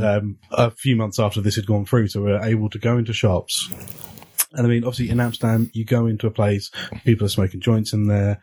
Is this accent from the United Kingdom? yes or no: yes; England, United Kingdom; I'm English